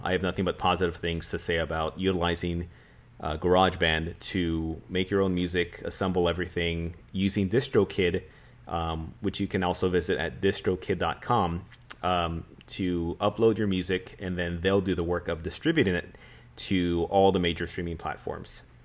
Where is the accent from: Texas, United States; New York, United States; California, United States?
Texas, United States; San Antonio; being a San Antonian, being a Texan